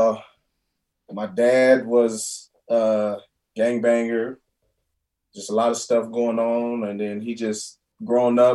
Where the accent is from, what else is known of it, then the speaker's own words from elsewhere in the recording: Lancaster, California, United States; also born or lived in Bellflower, California / Compton, California; I just moved to Lancaster about the fourth grade. So, you know, I've been there my whole life, pretty much. I was actually born in Bellflower